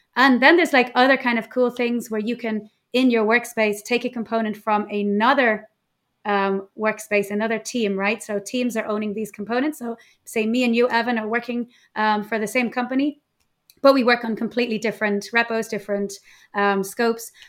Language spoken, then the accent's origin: English; Ireland; moved away as an adult; now in Mallorca, Spain; I'm Irish, but living in Mallorca